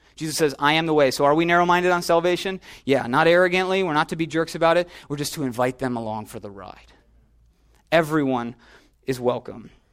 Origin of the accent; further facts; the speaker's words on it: Minneapolis, Minnesota, United States; also born or lived in Chicago; I'm from Chicago. Went to high school in Minneapolis.